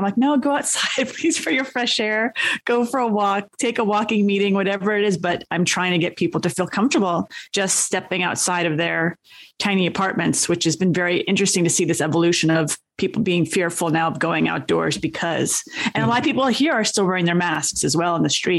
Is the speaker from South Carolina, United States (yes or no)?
no; New York City, New York, United States; I'm from the Bronx